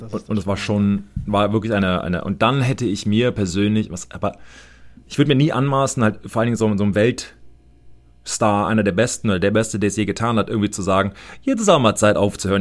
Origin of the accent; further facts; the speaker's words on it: United States; ich als Amerikaner